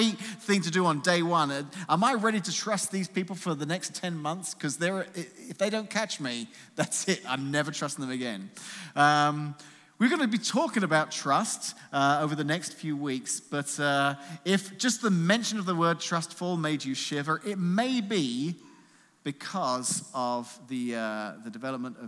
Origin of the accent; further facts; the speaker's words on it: London, United Kingdom; moved away as an adult; now in United States; I'm not from America originally. I'm actually from somewhere a little bit east of here called London, England.